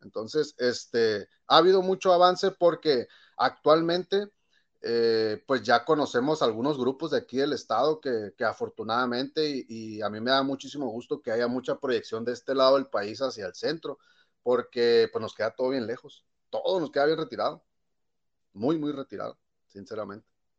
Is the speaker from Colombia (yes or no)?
no; Ensenada, Baja California, Mexico; yo soy nacido aquí en Ensenada, California, y aquí aprendí a tocar desde, pues desde la secundaria